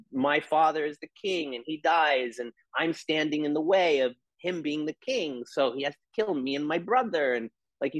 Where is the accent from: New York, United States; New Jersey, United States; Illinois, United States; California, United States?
New York, United States; I'm an Italian from New York